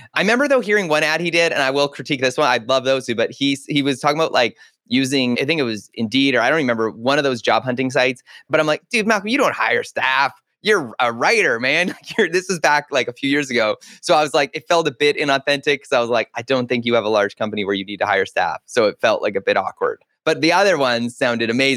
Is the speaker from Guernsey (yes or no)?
no; Canada; as a Canadian, we didn't have it.